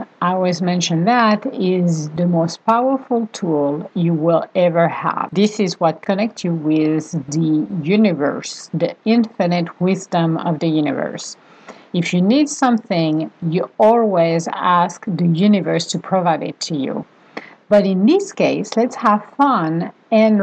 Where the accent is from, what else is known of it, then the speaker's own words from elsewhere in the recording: Venice, Veneto, Italy; moved away; we are from Venice. Originally